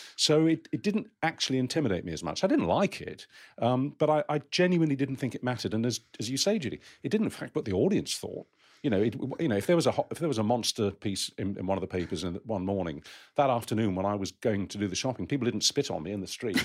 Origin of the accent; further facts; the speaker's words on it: Romford, London, United Kingdom; my hometown, Romford in Essex